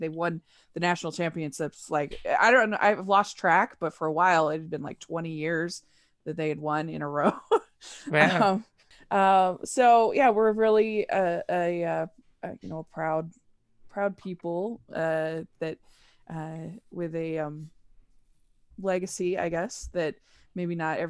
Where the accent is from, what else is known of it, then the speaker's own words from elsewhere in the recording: Draper, Utah, United States; also born or lived in Maryland; Yeah, so I am from Draper, Utah, which is about 35 minutes south of Salt Lake City. And I grew up, we moved a little bit. I lived in Utah, but then we went to Maryland, actually.